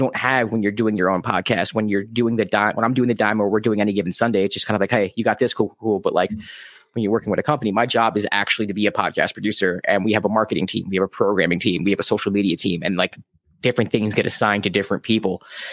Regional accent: New York City, New York, United States; same, the Bronx.

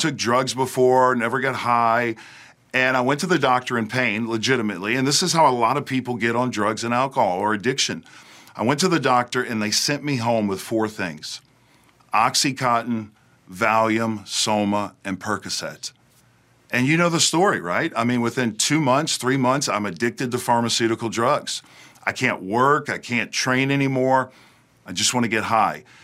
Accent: outside New Orleans, South Louisiana, United States; now in Hendersonville, United States; I was raised in South Louisiana, right outside of New Orleans

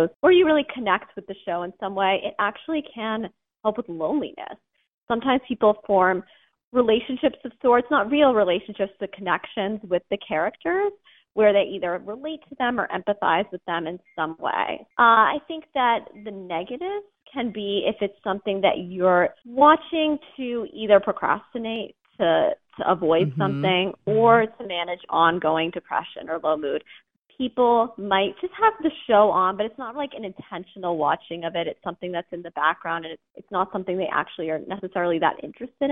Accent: Massachusetts, United States; born or raised there; moved away

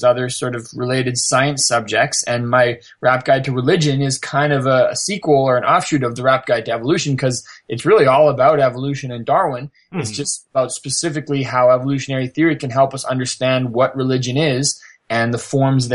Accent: Canada; I'm from Canada and I'm, you know, I grew up in a fairly sheltered lifestyle

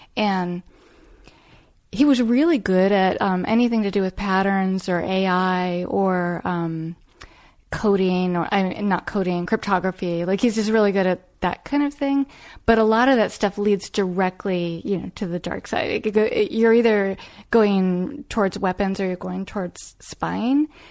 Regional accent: Arlington, Virginia, United States; now in New York, United States; I grew up in Arlington, Virginia

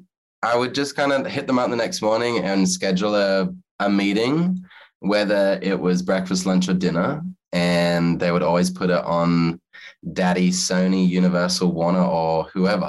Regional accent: Australia; moved away as an adult; also born or lived in Los Angeles, United States; now in United States; I'm Australian living in America

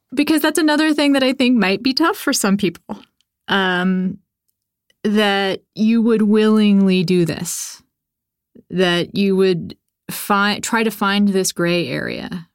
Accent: Texas, United States; Well, so I'm actually also from Texas, also raised by people who were raised in the Baptist church

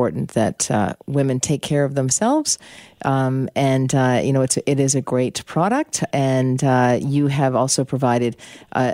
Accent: United States; moved away; I'm American. And anyway, I have family back there.

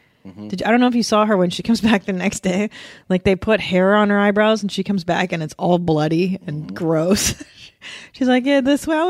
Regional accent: Canada; now in United States; I'm Canadian.

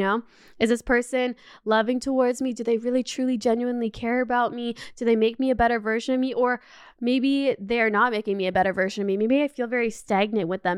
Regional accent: Canada; also born or lived in Los Angeles, United States; now in Paris, France; I grew up in Canada

